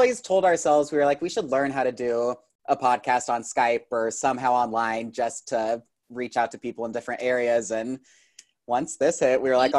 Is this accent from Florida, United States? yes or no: no; Illinois, United States; moved away as an adult; now in Los Angeles, United States; So I'm from Illinois, like 4 hours south of Chicago, but I've been out here for like 6 years now.